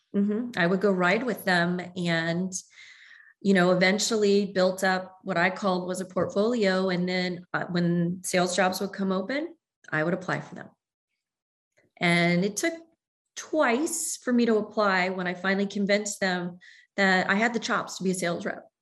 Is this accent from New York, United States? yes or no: no; Southern Ohio, United States; moved away as an adult; also born or lived in Galveston, Texas; growing up in Southern Ohio and my family being in Kentucky